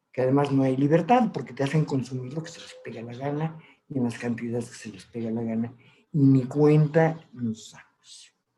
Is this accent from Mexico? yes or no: yes; Mexico